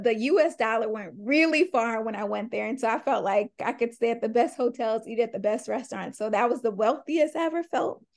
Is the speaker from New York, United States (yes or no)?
yes; Long Island, New York, United States; I am from Long Island, New York, so the suburbs, but it's still New York